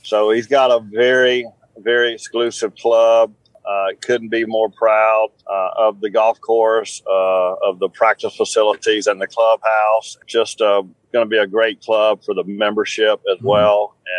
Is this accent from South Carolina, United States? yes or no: yes; South Carolina, United States; I'm from South Carolina